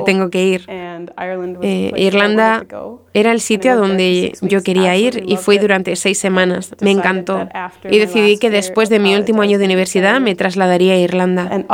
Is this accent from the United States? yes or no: yes; Marshfield, Wisconsin, United States; moved away; crecí en un lugar llamado Marshfield, Wisconsin, que está en Estados Unidos